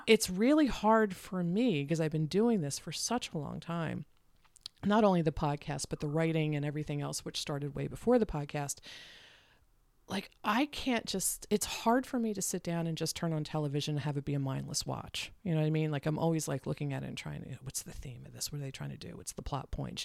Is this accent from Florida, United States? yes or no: no; Delaware, United States; also born or lived in Philadelphia area, Pennsylvania; I grew up in Delaware